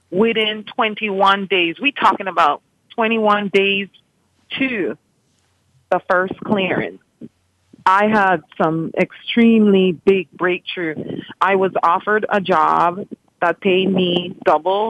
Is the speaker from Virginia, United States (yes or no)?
no; New York area, United States; also born or lived in Dominican Republic / Honduras; I am from the New York area